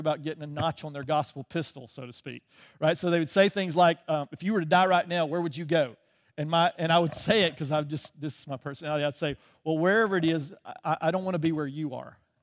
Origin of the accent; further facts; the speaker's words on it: Birmingham, Alabama, United States; moved away as an adult; also born or lived in England; I grew up in the South. I grew up, uh, just outside of Birmingham, um, until I was almost what, nineteen, twenty years old